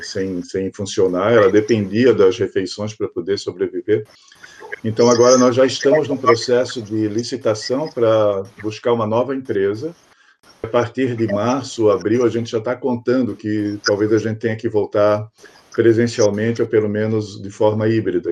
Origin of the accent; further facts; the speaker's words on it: Santa Catarina, Brazil; moved away as an adult; also born or lived in Ouro Preto, Minas Gerais; now in Blumenau, Brazil; a minha família é toda de Florianópolis, né? Meus pais, é, meus pais já estavam, assim, com uma certa idade também. Aí, assim, bom, agora está na hora de voltar à minha terra, voltar a Santa Catarina